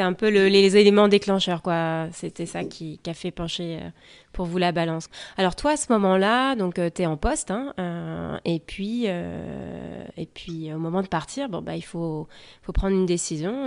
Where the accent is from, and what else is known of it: France; also born or lived in West Coast, United States; now in United States